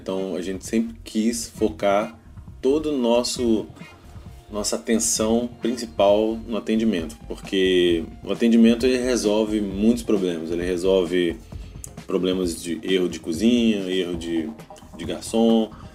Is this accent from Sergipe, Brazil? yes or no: no; Juiz de Fora, Minas Gerais, Brazil; also born or lived in Espírito Santo; now in Vila Velha, Brazil; Eu sou mineiro de Juiz de Fora, mas moro aqui no Espírito Santo desde 2004.